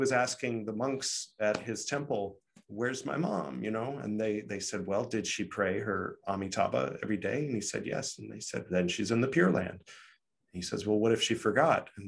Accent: United States; Being an American

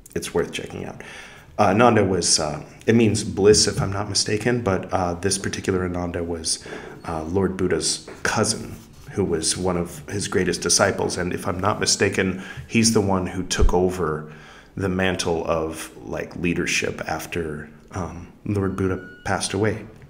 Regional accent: California, United States; I am from California

